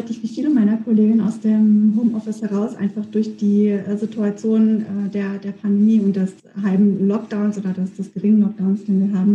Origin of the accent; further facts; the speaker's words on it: Frankfurt, Hesse, Germany; moved away as an adult; now in Bielefeld, Germany; ich komme ja nicht hier aus der Region und bin vor 13 Jahren hierher gezogen, der Liebe wegen und ja, für mich war das tatsächlich so, dass ich Bielefeld auf den zweiten Blick habe erst kennenlernen können oder auch schätzen gelernt. Ähm, ich kam aus Frankfurt, ähm, aus einer Großstadt